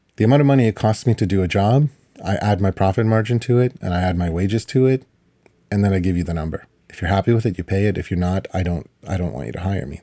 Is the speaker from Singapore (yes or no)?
no; Ukraine; now in Canada; I was born in Ukraine